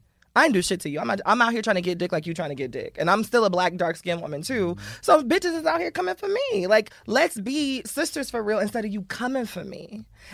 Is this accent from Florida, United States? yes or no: yes; Miami, Florida, United States; I'm from Miami